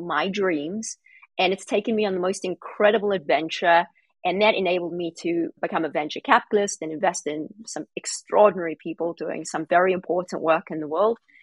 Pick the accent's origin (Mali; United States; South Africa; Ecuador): South Africa; moved away; I grew up in South Africa, very difficult circumstances